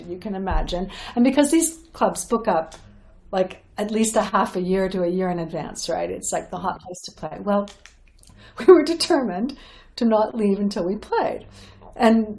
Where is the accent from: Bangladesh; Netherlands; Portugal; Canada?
Canada; Toronto, Ontario; We're from Canada, from Toronto